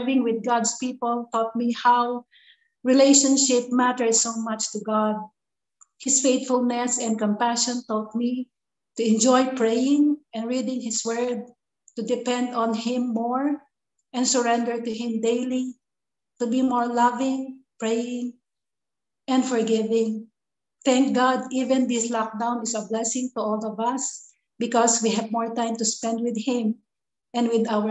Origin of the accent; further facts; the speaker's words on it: Philippines; moved away as an adult; now in Vietnam; from the Philippines